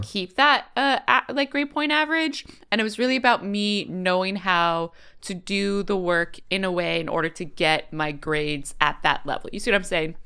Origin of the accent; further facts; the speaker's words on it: California, United States; growing up in California